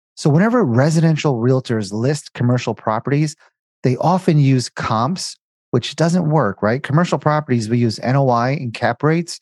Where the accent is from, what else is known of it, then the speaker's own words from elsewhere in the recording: New Jersey, United States; moved away as an adult; also born or lived in Indiana / Cincinnati; born and raised in Jersey, went to school in Indiana, got a job in Cincinnati